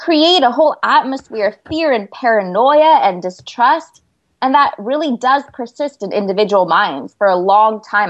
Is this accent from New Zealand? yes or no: no; Turlock, California, United States; I come from Turlock, California, and that's right in the heart of California's Central Valley